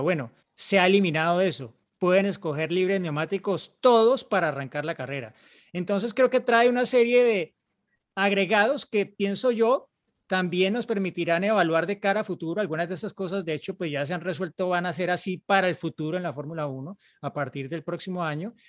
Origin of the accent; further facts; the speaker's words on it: Colombia; yo soy colombiano